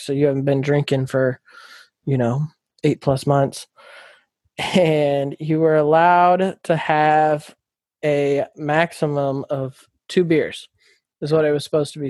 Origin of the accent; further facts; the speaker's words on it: Folsom, California, United States; also born or lived in Alaska; moved to Folsom, California when I was 10, grew up in Folsom, graduated